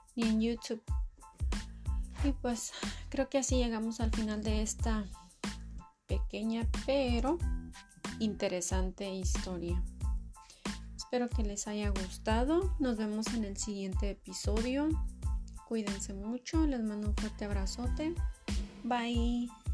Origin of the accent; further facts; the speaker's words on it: Michoacán, Mexico; yo soy de Michoacán